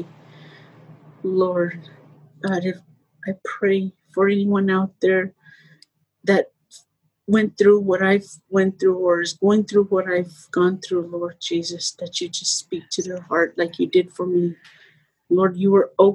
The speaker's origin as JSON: {"language": "English", "region": "Arizona", "country": "United States", "tie": "born or raised there", "also_born_or_lived": "Phoenix, Arizona", "moved": "as an adult", "lives_now": "San Diego, United States", "said": "I was born and raised in Arizona, and I never moved out."}